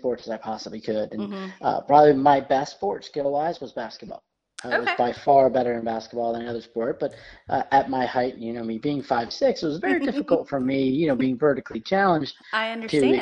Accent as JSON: {"language": "English", "town": "Voorheesville", "region": "New York", "country": "United States", "tie": "born or raised there", "moved": "yes", "lives_now": "Atlanta, United States", "said": "I am from a small town in upstate New York called Voorheesville, New York."}